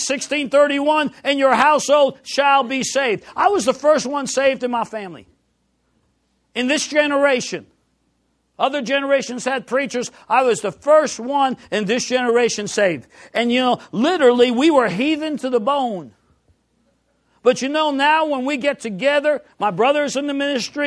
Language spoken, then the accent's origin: English; New York City, New York, United States; I grew up in New York City